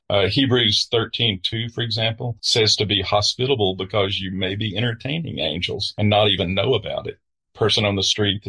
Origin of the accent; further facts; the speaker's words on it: Southern United States, United States; I'm a Southerner